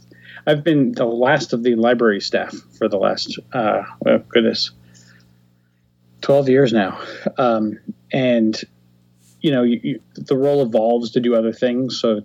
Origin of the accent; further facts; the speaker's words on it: Modesto, California, United States; moved away as an adult; also born or lived in San Francisco, California; now in Cincinnati, United States; I grew up in Modesto, California, which is about 100 miles from San Francisco. And I went to school in San Francisco and then moved out here in 98.